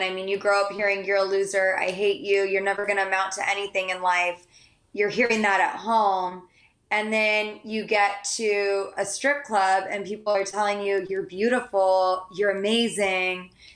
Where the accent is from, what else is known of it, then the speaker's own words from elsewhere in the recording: San Diego, California, United States; also born or lived in Santa Barbara; I grew up in San Diego